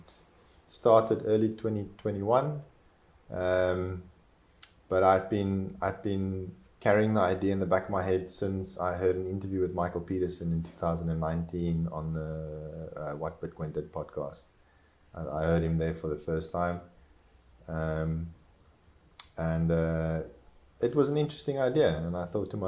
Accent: South Africa; first language Afrikaans; English is a second language; I am South African.

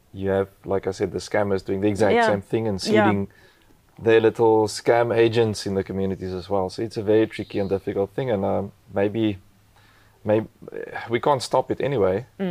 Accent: South Africa; English is a second language; my first language isn't English

